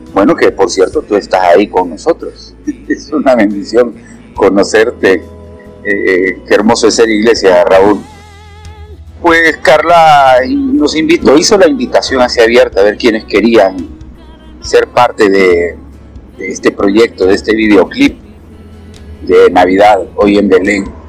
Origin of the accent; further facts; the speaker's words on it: Honduras; me dedico mucho a la prédica aquí en mi país